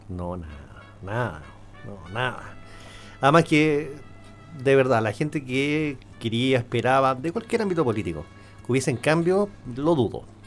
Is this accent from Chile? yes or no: yes; Chile; somos un país, somos todos chilenos